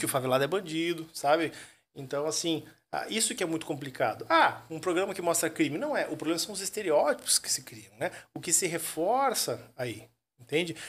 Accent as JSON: {"language": "Portuguese", "town": "Curitiba", "region": "Paraná", "country": "Brazil", "moved": "as an adult", "lives_now": "Joinville, Brazil", "said": "Curitiba. Eu sou Curitiba. curitibano, né? Eu sou curitibano. Eu tô desde 2013 três aqui em, Joinville."}